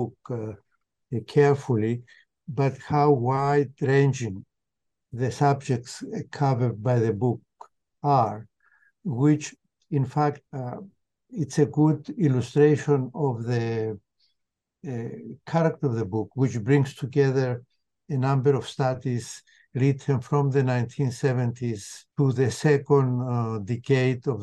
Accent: Cyprus; moved away as an adult; also born or lived in Connecticut, United States / Massachusetts, United States; I was born and raised in Cyprus until my late teens

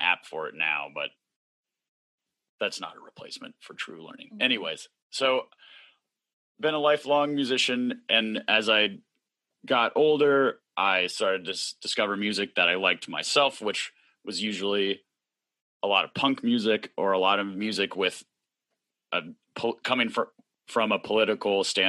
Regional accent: Norfolk, Virginia, United States; now in Philadelphia, United States; I grew up in Norfolk, Virginia

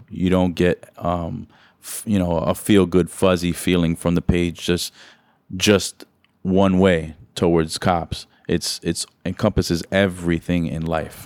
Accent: New York City, New York, United States; I grew up in New York City

